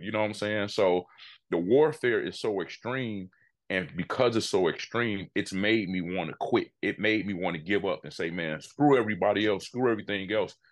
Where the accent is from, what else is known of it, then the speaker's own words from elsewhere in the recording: Chicago, Illinois, United States; Born and raised Chicago, Illinois.